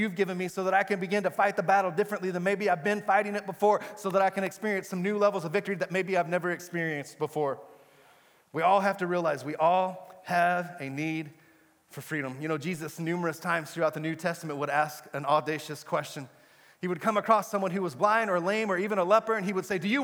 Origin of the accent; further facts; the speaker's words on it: Amarillo, Texas, United States; moved away as an adult; also born or lived in Brownsville, Texas; I was born and raised in Amarillo on the Texas Panhandle